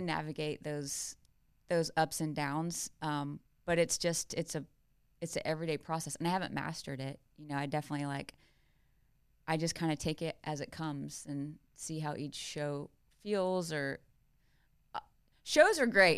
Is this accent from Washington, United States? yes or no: no; South Carolina, United States; I grew up in South Carolina.